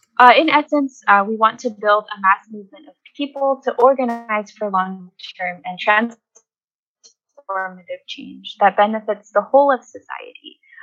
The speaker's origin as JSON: {"language": "English", "country": "Philippines", "lives_now": "United States", "said": "We seek to connect our current conditions as Filipino women in the U.S. to that of our motherland"}